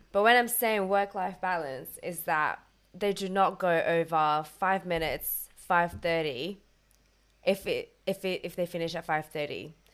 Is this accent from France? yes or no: yes; France; also born or lived in Australia; now in London, United Kingdom